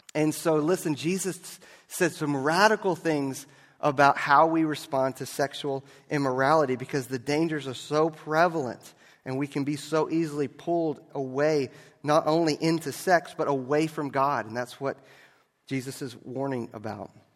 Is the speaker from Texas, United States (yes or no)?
yes; Galveston, Texas, United States; I grew up in Galveston